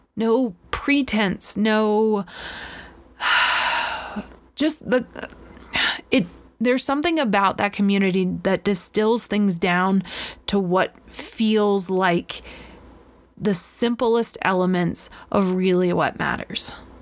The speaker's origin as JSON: {"language": "English", "region": "Florida", "country": "United States", "tie": "born or raised there", "said": "I grew up in Florida at the beach."}